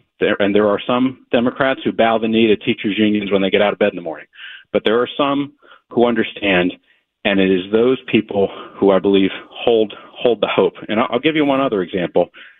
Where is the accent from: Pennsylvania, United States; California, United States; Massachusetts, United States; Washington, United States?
Pennsylvania, United States; Delaware County; I grew up in Delaware County.